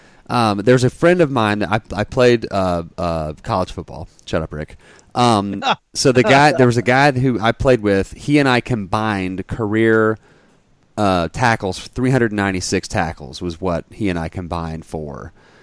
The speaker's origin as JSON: {"language": "English", "town": "Dallas", "region": "Texas", "country": "United States", "moved": "yes", "said": "We are from the Dallas area originally."}